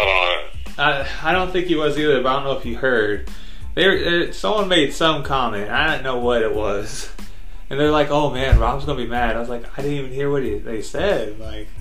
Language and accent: English; Iowa, United States; I'm from Iowa